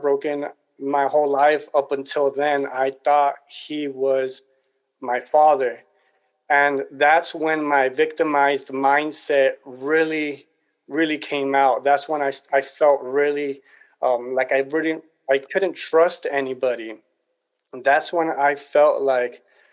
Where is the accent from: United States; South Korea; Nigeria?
United States; Los Angeles, California; I was born and raised in Los Angeles, California